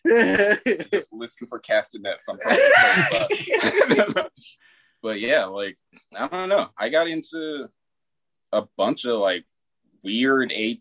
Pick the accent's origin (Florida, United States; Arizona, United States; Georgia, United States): Arizona, United States; Sierra Vista; moved away as an adult; also born or lived in Tucson, Arizona; now in Seattle, United States; I'm originally from Arizona